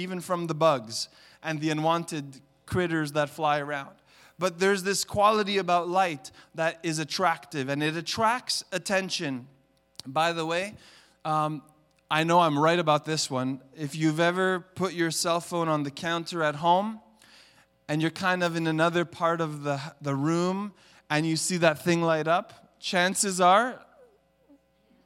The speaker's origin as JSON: {"language": "English", "town": "Montreal", "region": "Quebec", "country": "Canada", "tie": "born or raised there", "moved": "yes", "lives_now": "Toronto, Canada", "said": "I grew up in Montreal in the city. I lived in the concrete jungle"}